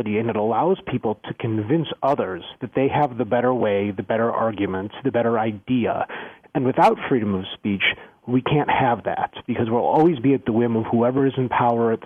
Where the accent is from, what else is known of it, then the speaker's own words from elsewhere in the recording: Skokie, Illinois, United States; I grew up in Skokie